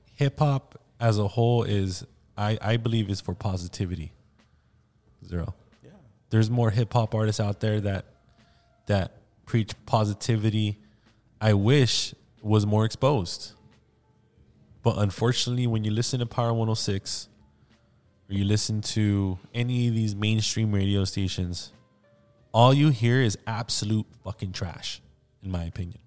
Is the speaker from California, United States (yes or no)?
yes; Downey, California, United States; I was born in Downey